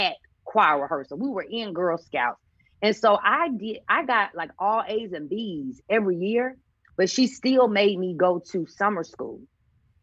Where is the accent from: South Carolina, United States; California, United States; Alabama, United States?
South Carolina, United States; Columbia; the University of South Carolina, right back in my hometown, gave me a half scholarship